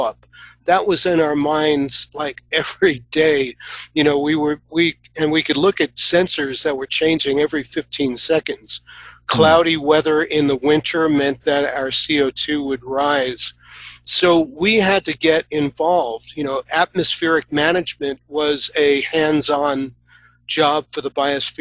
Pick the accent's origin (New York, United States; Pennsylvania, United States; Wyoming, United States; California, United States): New York, United States; New York City; I grew up in New York. You know, I grew up in Queens with a lot of amazing parks.